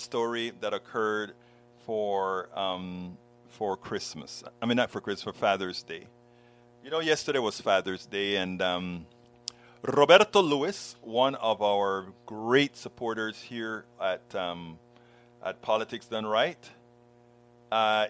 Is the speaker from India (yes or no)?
no; Panama; now in United States; one of the guys that I grew up with back in Panama, another Panamanian